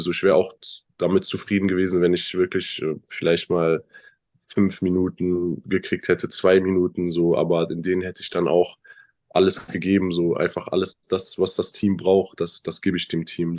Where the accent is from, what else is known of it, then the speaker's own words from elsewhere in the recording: Bonn, North Rhine-Westphalia, Germany; moved away as an adult; also born or lived in Chemnitz; ich bin 19 Jahre dort aufgewachsen, bin dort geboren, habe all meine Freunde da ähm, ist mein Zuhause